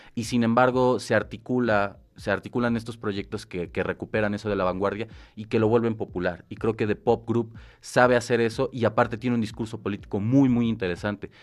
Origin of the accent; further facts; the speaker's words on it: Mexico; nosotros como mexicanos